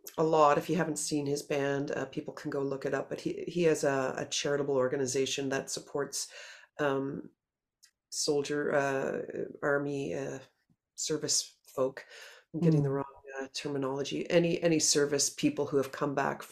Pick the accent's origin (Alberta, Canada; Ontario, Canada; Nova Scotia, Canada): Nova Scotia, Canada; Halifax; we're all from Halifax